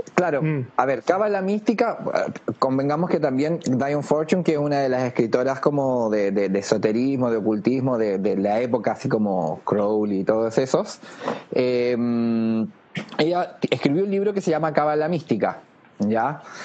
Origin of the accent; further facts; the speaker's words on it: Chile; nosotros los que nacimos en Chile, por algo elegimos nacer en Chile